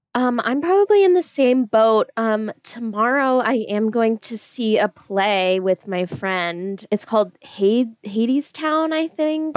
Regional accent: California, United States; now in Boise, United States; I'm from California originally

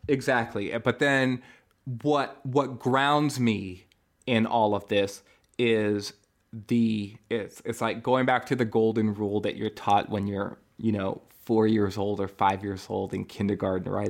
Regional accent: California, United States; born in California

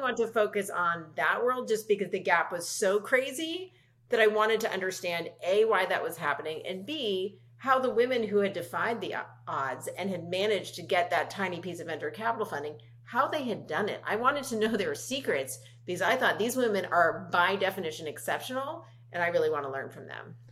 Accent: Los Angeles, California, United States; I grew up in Los Angeles with a hugely supportive family

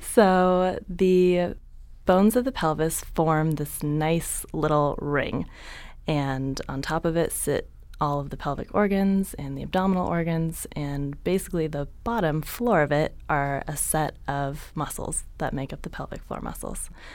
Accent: San Jose, California, United States; moved away as an adult; also born or lived in San Diego; I grew up in San Jose, Northern California

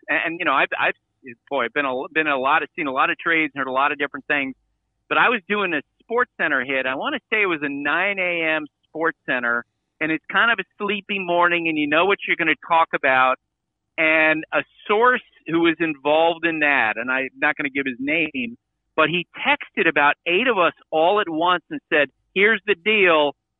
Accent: Vermont, United States; as a New Englander. I grew up in Vermont.

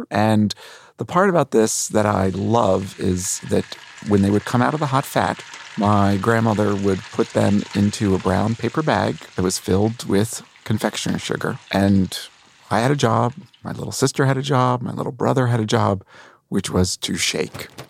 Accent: New Jersey, United States; I grew up in New Jersey, but both my parents grew up in New York

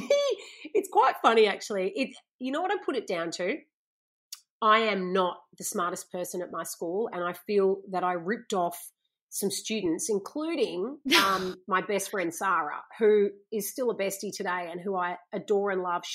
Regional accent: Gold Coast, Queensland, Australia; growing up on the Gold Coast

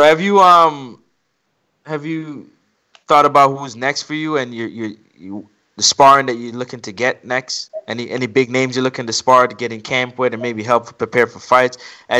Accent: Jamaica; I'm Jamaican.

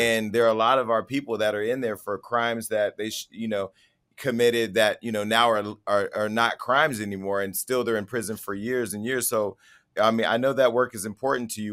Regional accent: Stockton, California, United States; my hometown of Stockton, uh, California

